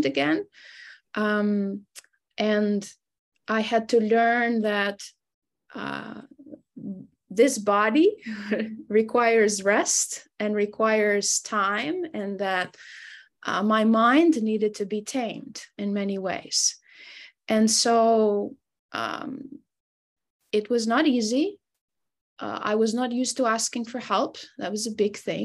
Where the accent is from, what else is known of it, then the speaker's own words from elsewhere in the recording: Albania; moved away as an adult; now in United States; And so I grew up in Albania. I was born and raised there. I moved to the United States when I was about 21, 22 years old.